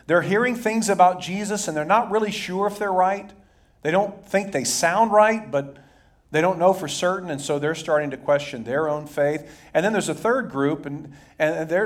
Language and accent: English; Dayton, Ohio, United States; when I was a kid, teenager growing up in Dayton, Ohio